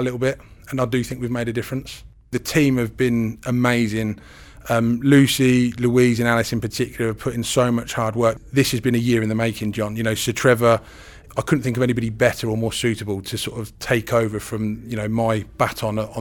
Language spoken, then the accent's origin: English; Northamptonshire, East Midlands, United Kingdom; Northamptonshire's my hometown.